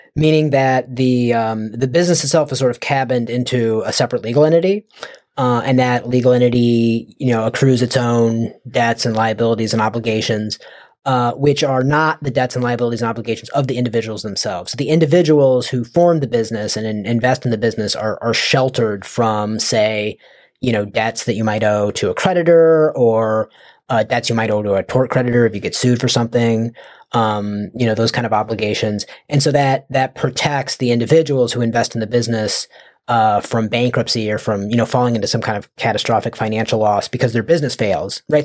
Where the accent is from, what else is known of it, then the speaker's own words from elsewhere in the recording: United States; I'm from the United States